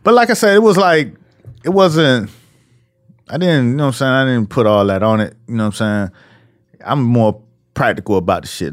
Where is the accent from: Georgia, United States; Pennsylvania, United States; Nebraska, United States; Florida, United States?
Florida, United States; Miami; moved away; also born or lived in New York; I'm from Miami